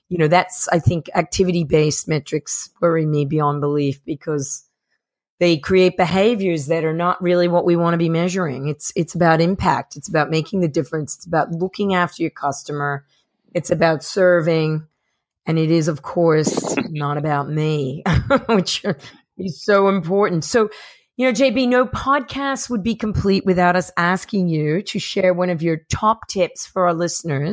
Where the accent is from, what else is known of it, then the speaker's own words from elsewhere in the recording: New Jersey, United States; I am from New Jersey